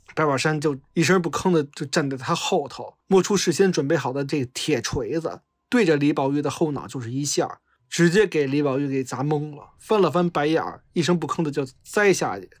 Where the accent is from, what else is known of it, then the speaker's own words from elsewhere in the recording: Beijing, China; 我老家是大兴的，然后我，我，我是山五的城四区的嘛